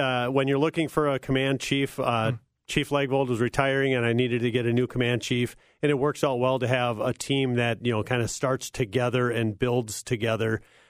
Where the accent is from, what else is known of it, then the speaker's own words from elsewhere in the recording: Cokato, Minnesota, United States; I grew up in Cokato, Minnesota, served on active duty after attending the Air Force Academy.